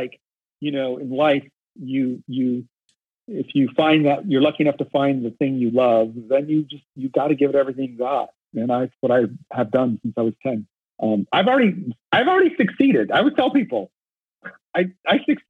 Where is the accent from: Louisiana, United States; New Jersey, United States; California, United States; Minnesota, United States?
California, United States; Bay Area; growing up in the Bay Area